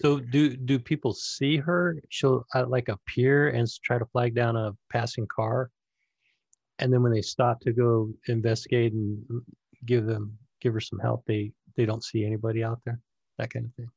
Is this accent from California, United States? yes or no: yes; Northern California, United States; I grew up in, uh, Northern California, Sacramento, Vacaville, San Francisco, in between there is where I ran